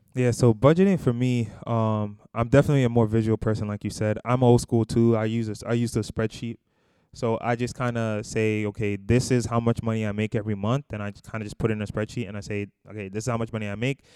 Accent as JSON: {"language": "English", "town": "New York City", "region": "New York", "country": "United States", "also_born_or_lived": "Boston, Massachusetts", "said": "we're both originally from Brooklyn, New York, actually, the Bushwick area"}